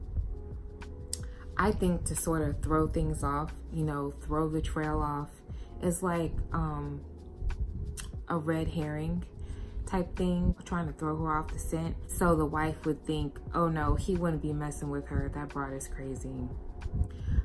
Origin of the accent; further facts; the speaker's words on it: United States; where I grew up in the United States